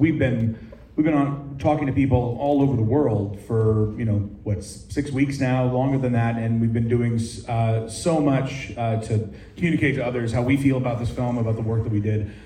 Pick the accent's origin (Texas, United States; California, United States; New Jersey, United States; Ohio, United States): California, United States; Oakland; I'm from Oakland, and in Oakland, when we watch movies, we get loud